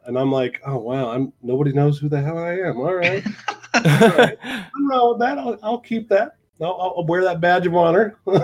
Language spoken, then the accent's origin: English; United States; we're both from North or from northern Ohio, southern Michigan